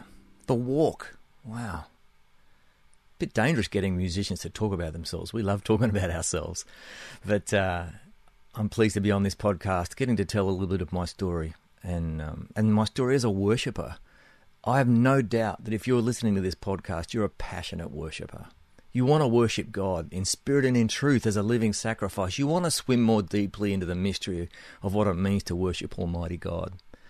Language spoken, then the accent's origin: English; Australia; accent: between Australian and New Zealand; also born or lived in Nashville, United States; now in New Zealand; I'm beaming in to make this podcast from my home in New Zealand, but I'm originally from Australia. That's the accent, somewhere between Australia and New Zealand, I guess.